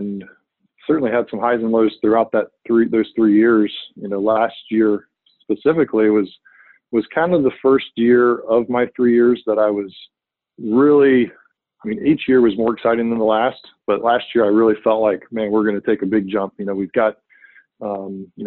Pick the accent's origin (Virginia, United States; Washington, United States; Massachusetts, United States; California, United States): Virginia, United States; I grew up in Virginia. I'm a Virginia resident, native